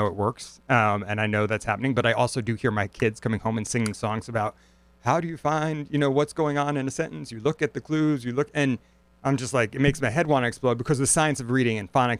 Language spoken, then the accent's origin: English; Stamford, Connecticut, United States; moved away as an adult; now in New Haven, United States; I grew up in Stamford, Connecticut